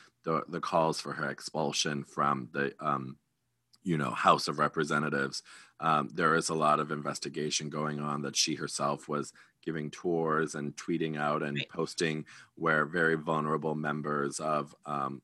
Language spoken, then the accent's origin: English; Wisconsin, United States; my home state of Wisconsin